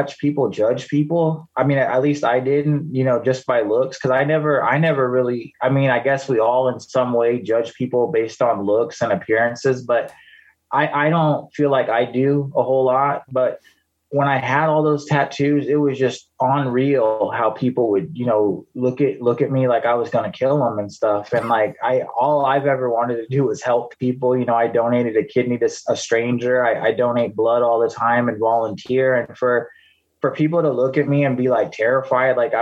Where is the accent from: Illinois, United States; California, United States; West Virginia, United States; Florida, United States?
California, United States; Bay Area; now in Anchorage, United States; I grew up in the Bay Area in California.